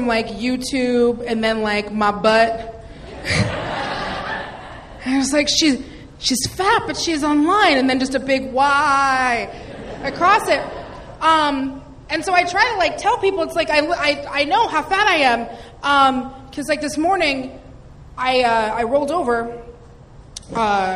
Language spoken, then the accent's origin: English; Seattle, Washington, United States; now in Los Angeles, United States; I'm from Seattle, Washington